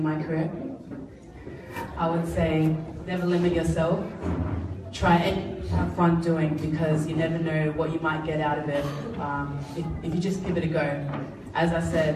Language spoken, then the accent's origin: English; Pacific Harbour, Central Division, Fiji; also born or lived in Suva, Fiji; who passed away when I was about 3 years old. We grew up in Pacific Harbour